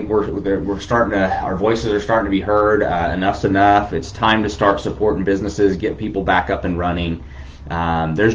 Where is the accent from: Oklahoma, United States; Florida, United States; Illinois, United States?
Florida, United States; Tampa Bay area; moved away; Everybody that knows me knows I'm from Florida. Tampa Bay area is what I call home